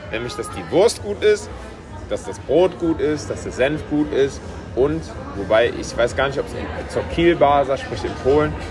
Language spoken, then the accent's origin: German; West Germany, Germany; aber irgendwie ist es als Deutscher als Westdeutscher ja schon auch immer noch ausgefallen